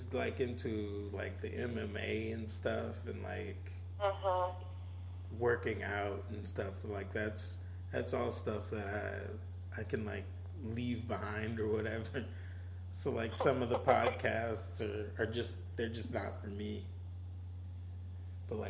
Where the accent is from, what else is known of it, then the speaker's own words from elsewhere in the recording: New Orleans, Louisiana, United States; growing up in the New Orleans area